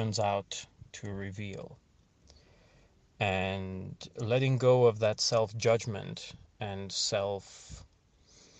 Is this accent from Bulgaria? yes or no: yes; Bulgaria; I'm 32 and I was born in Bulgaria